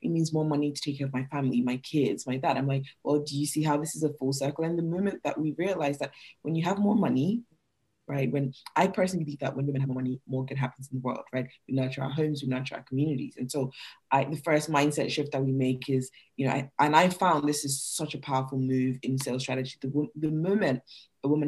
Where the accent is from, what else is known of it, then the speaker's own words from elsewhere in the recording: Nigeria; moved away; I'm Nigerian, like I'm from Nigeria originally, and moving here